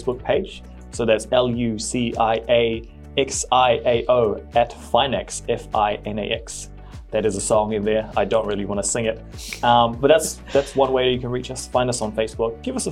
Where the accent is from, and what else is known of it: New Zealand